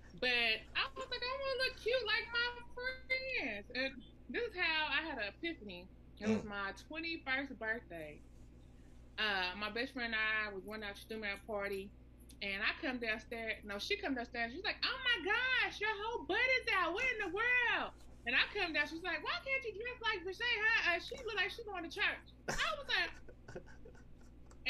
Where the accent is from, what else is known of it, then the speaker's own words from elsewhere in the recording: Kentucky, United States; also born or lived in Tennessee; I'm a Southern girl. I'm from Kentucky. We Southern Belles.